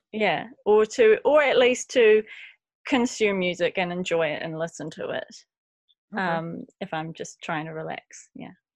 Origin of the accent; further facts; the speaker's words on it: Christchurch, Canterbury, New Zealand; moved away as an adult; now in Wellington, New Zealand; I grew up in Christchurch